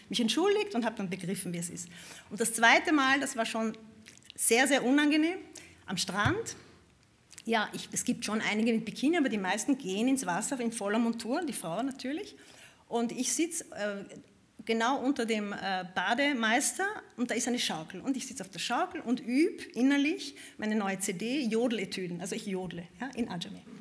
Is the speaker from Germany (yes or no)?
no; Vienna, Austria; Ich bin Wienerin, ich habe nichts